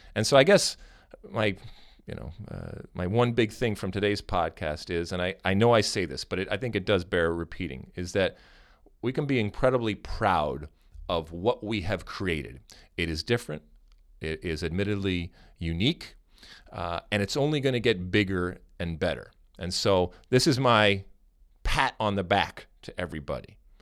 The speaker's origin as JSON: {"language": "English", "country": "United States", "said": "being American"}